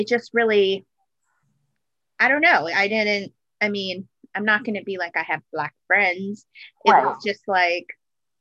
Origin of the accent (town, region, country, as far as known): Aurora, Colorado, United States; born or raised there; also born or lived in Denver, Colorado